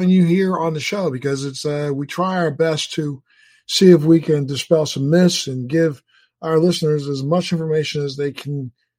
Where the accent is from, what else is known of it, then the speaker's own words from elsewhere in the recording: Baltimore, Maryland, United States; also born or lived in Anne Arundel County, Maryland; I'm a Maryland boy, but so I was born in Baltimore, and I went to high school in Andover at Andover High School in Linthicum, Maryland.